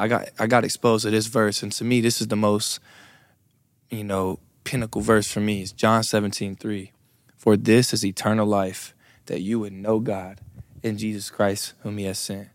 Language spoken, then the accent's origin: English; Brunswick, Georgia, United States; I am from Brunswick, Georgia.